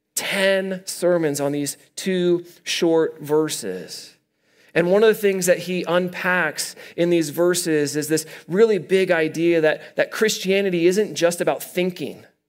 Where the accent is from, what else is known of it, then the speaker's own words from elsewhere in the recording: Midwest, United States; now in Colorado, United States; I'm from the Midwest